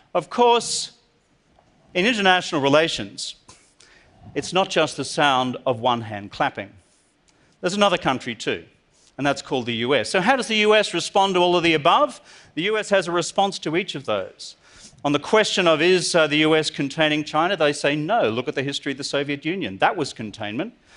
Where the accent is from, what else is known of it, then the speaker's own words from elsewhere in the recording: Australia; I'm from Australia.